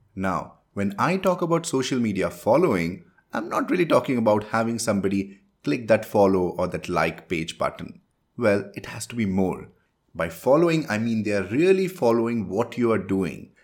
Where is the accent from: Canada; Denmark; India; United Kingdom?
India; first language Hindi; English is a second language; I am from India and my mother tongue is Hindi.